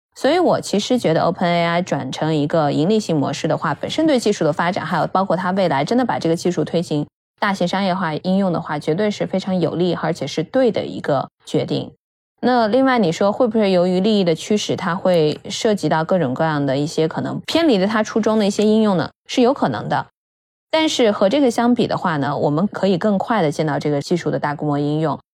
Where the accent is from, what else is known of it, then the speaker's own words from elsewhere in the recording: Inner Mongolia, China; 我其实是内蒙古出生长大嘛，所以其实我也从小的话生长的环境有很多蒙古的文字